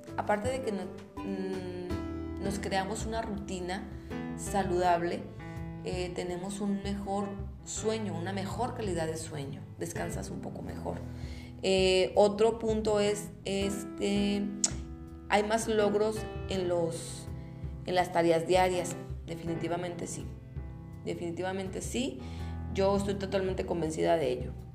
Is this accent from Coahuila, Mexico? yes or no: yes; Torreón, Coahuila, Mexico; los que somos de aquí de Torreón